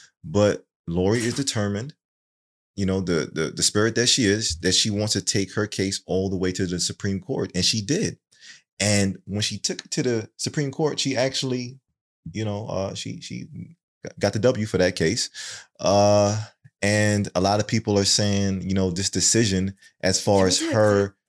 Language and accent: English; Jamaica; Is it won? Won. Won. I'm Jamaican.